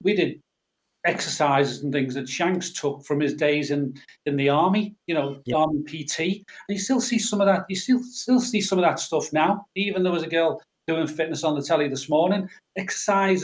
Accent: Liverpool, North West England, United Kingdom; we moved from Everton to Cantrell Farm

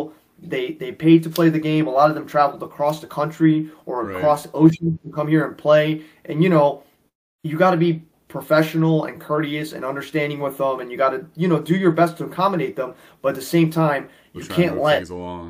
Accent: New York City, New York, United States; I'm born and raised in New York City

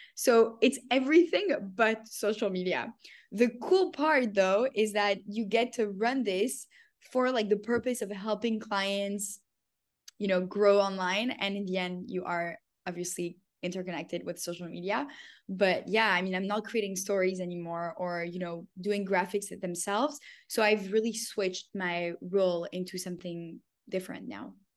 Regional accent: Canada; moved away as an adult; also born or lived in Paris, France / Tel Aviv, Israel / New York, United States; I was born in Paris. I grew up in Canada.

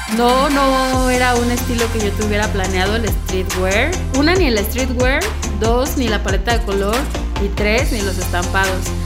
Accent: Mexico; soy mexicana, me encanta ser mexicana

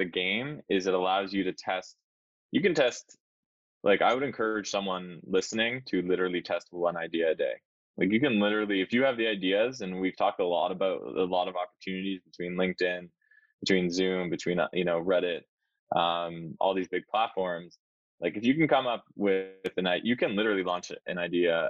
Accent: Canada; as a Canadian

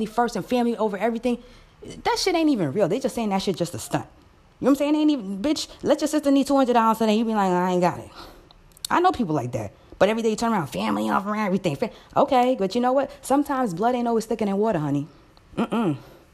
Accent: New York City, New York, United States; I was born here in America, in Queens, in Jamaica

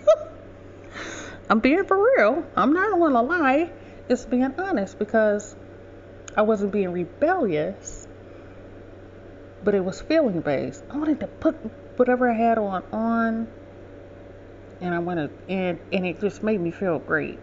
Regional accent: Detroit, Michigan, United States; I grew up in Southwest Detroit

